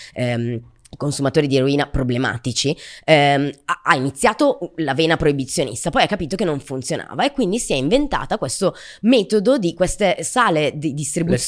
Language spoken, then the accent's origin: Italian; Brescia, Lombardy, Italy; io sono di Brescia